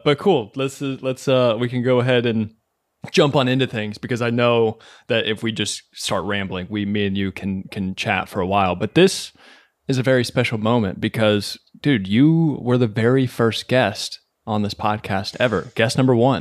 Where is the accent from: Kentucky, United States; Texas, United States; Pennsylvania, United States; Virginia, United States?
Kentucky, United States; moved away as an adult; now in New York City, United States; born and raised in Kentucky